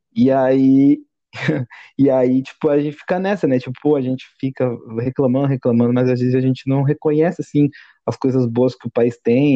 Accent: Brazil; A gente cresce, assim, como brasileiro

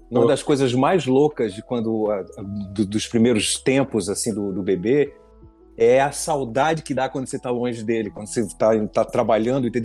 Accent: Pernambuco, Brazil; Eu sou pernambucano

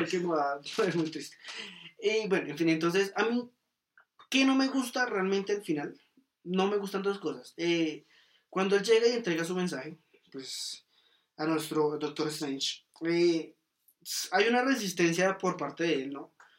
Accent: Colombia; como directores colombianos

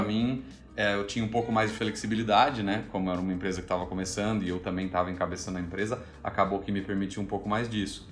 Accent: Brazil; also born or lived in Melbourne, Australia; now in Indonesia; a gente não saiu do Brasil

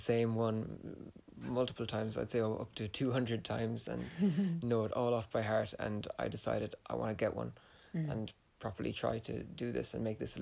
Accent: Ennis, Munster, Ireland; I'm from Ennis

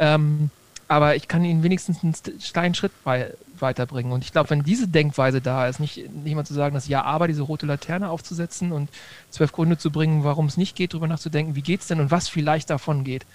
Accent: Germany; ich als Deutscher

